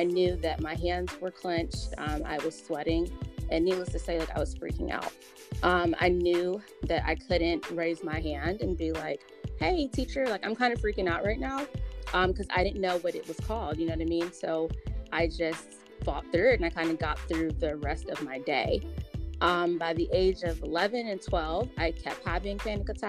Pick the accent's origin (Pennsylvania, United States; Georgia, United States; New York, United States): Georgia, United States; Atlanta; I was born and raised in Atlanta, Georgia